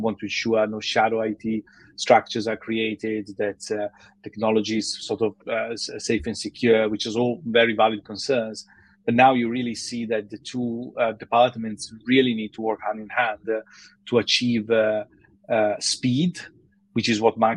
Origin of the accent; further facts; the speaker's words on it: Milan, Lombardy, Italy; moved away as an adult; also born or lived in Taiwan / Switzerland; now in London, United Kingdom; I'm originally from Milan, Italy, although I've been here in London for many years now